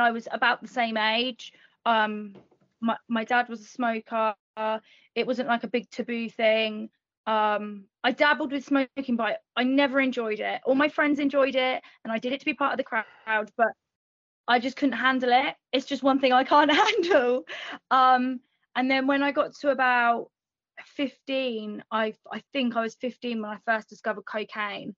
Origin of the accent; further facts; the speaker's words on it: England, United Kingdom; Born and raised in England